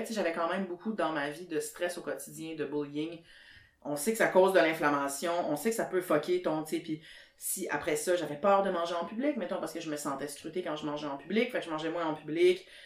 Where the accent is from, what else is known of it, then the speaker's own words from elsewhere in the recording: Sherbrooke, Quebec, Canada; moved away as an adult; now in Montreal, Canada; je viens de Sherbrooke